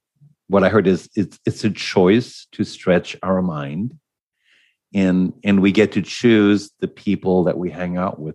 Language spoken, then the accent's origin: English; Germany; also born or lived in Berlin; I'm German and I went to high school in Berlin for a couple of years. So that is partially my hometown.